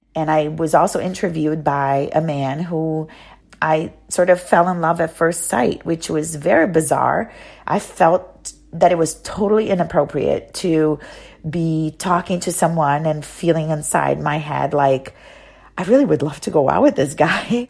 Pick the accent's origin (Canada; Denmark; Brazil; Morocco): Brazil; Salvador, Bahia; first language Portuguese; English is a second language; moved away as an adult; also born or lived in Rio de Janeiro, Brazil / Arizona, United States; now in United States; I'm from Brazil originally, from a very special place in Brazil called Bahia, the state of Bahia, the city of Salvador